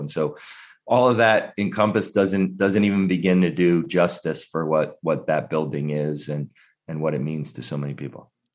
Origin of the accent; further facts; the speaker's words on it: New Jersey, United States; I grew up in the New Jersey side of Philadelphia.